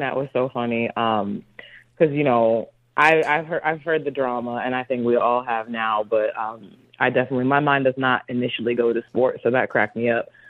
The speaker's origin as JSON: {"language": "English", "region": "North Carolina", "country": "United States", "moved": "yes", "lives_now": "Los Angeles, United States", "said": "I'm from North Carolina"}